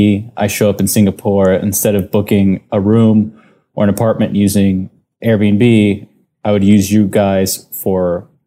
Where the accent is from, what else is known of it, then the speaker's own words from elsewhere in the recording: United States; moved away as an adult; now in Korea; I am an American. I'm a previous startup founder here in Korea.